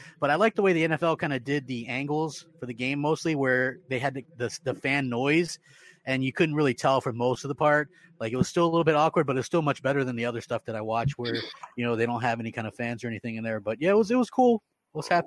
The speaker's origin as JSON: {"language": "English", "town": "Baltimore", "region": "Maryland", "country": "United States", "said": "I'm from Baltimore"}